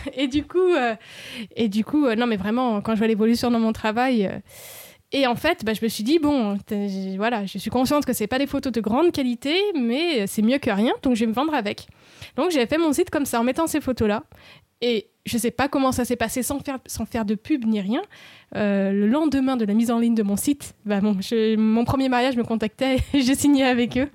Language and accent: French; France; ils savent que je suis française